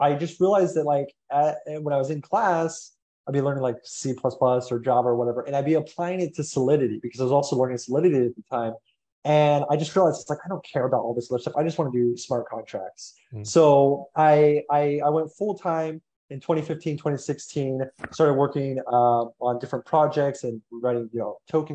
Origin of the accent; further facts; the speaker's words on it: United States; I'm American